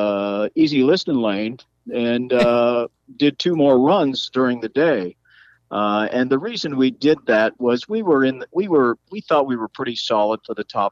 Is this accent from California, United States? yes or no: yes; Bell, California, United States; I was born in Bell, California